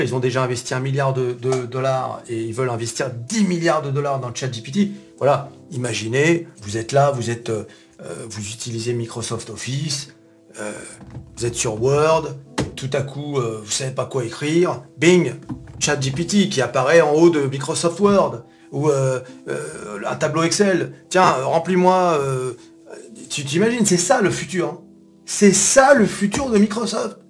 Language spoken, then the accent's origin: French; France; nous, en tant que Français